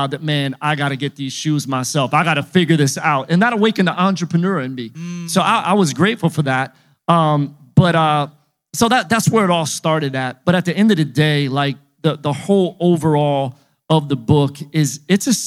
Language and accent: English; Philadelphia, Pennsylvania, United States; I was just a little kid growing up in Philly